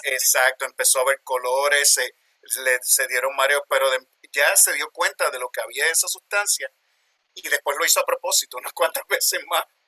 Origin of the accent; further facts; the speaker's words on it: Puerto Rico; moved away as an adult; also born or lived in New York, United States; now in Pennsylvania, United States; Soy de Puerto Rico, nacido y criado allá, pero trabajo en los Estados Unidos, en Westchester University, en Pensilvania